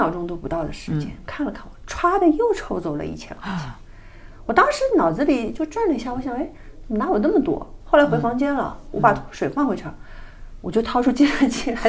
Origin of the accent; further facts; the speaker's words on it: China; 我是个中国人